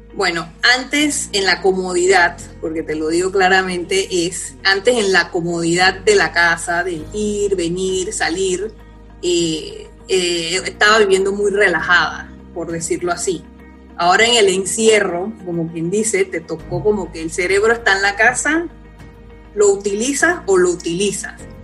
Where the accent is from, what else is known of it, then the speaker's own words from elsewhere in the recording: Parita, Herrera, Panama; moved away; yo soy de Correa de Parita, y nací allá y me crié allá, que es una finca donde tienen mis papás.